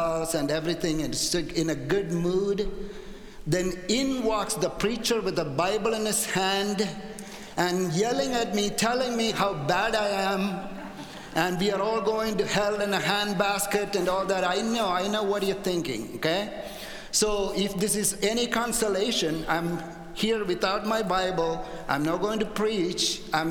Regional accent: India; also born or lived in Canada; now in United States; when I was a little boy growing up in India

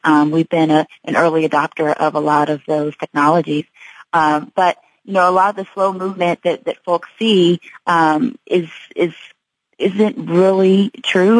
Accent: Kansas City, Missouri, United States; I'm from Kansas City. Uh, went to school out of state, but I came back home after I graduated

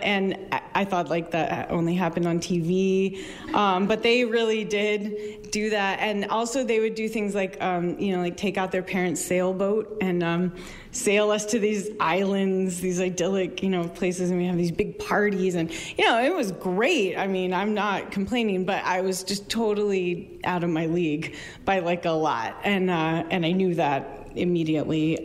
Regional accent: Flagstaff, Arizona, United States; moved away as an adult; now in Maine, United States; came back to my hometown of Flagstaff, Arizona, which is in the, the northern part of Arizona in the mountains. Um, and, and where I had grown up.

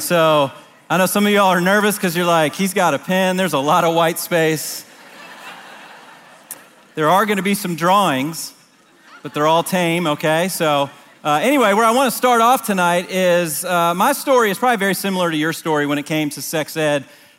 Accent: Washington, District of Columbia, United States; I didn't grow up here. I grew up in the Washington, D.C. area

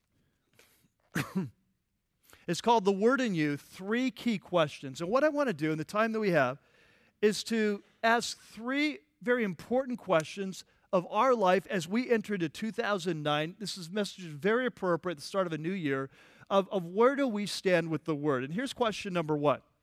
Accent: United States; also born or lived in California; our country, United States

